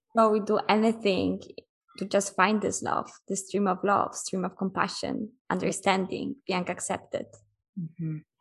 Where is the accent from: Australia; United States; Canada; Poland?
Poland; moved away as an adult; I'm from Poland. Right now, I'm in Mexico. I've been traveling already for almost six years.